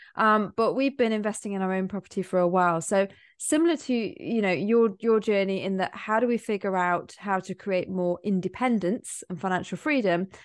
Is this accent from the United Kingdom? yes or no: yes; near Cheshire or Manchester, North West England, United Kingdom; I'm near Cheshire or near Manchester.